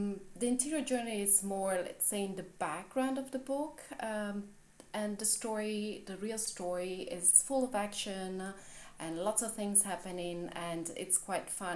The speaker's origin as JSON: {"language": "English", "country": "Italy", "second_language": "English", "moved": "yes", "lives_now": "Berlin, Germany", "said": "I am originally from Italy and I live in Berlin in Germany, and even though my mother tongue is not English, I do write in English."}